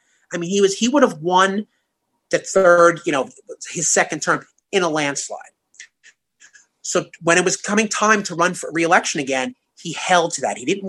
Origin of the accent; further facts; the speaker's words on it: New York City, New York, United States; accent: New York; I'm a New Yorker. I don't think I have an accent. But for some reason, when I travel around, people pin me as being in New York.